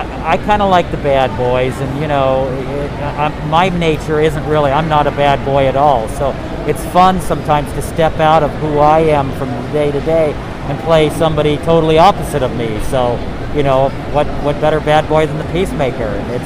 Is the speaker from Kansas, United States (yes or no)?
no; Chicago, Illinois, United States; today I'm Peacemaker from the brand new Suicide Squad movie, and I am actually from Chicago.